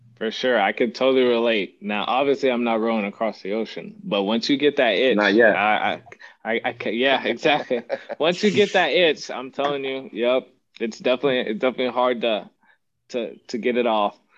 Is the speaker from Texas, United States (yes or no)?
yes; Odessa, Texas, United States; moved away as an adult; now in San Antonio, United States; I'm from Odessa, Texas. Uh, to West Texas. I don't know if you've seen Friday Night Lights, but that's me, oil patch town.